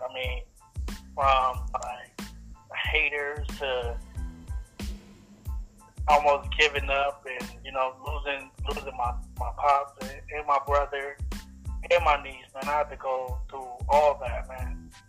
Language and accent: English; Los Angeles, California, United States; also born or lived in upstate New York; one half … and …, man. I'm from South Central LA.